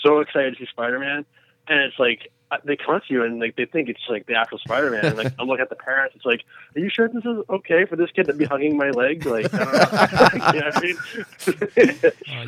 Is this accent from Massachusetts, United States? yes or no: yes; Massachusetts, United States; we're from Massachusetts